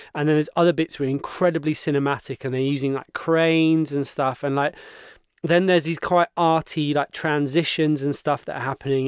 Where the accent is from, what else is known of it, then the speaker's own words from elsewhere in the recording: Cornwall, South West England, United Kingdom; moved away; I grew up in Cornwall and my dad still lives down there